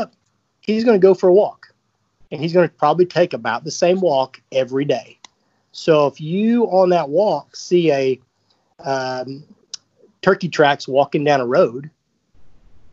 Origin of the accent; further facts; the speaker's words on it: the South, Alabama, United States; growing up in the South, I lived in Alabama for a long time